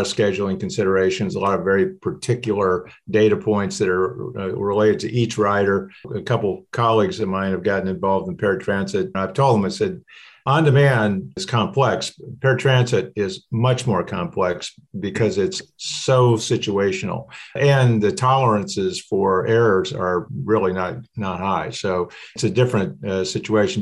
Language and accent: English; Ames, Iowa, United States; moved away; where I grew up in the Middle West, Ames, Iowa is the area